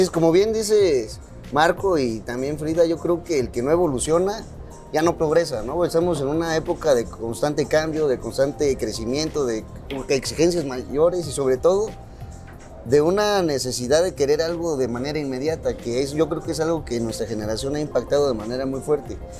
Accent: Oaxaca, Mexico; sacar raíces de donde nosotros somos, de Oaxaca

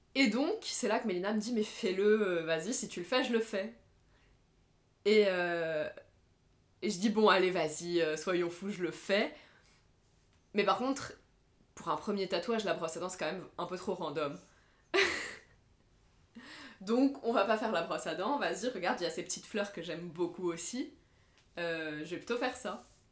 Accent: Lebanon; moved away; j'ai grandi au Liban

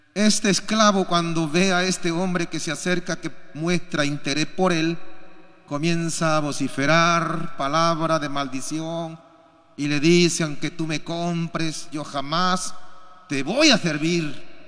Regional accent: Peru; Y nosotros también como peruanos

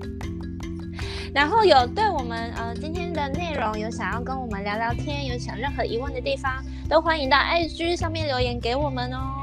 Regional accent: Taiwan; 我们台湾人都是注，比较注重实用性

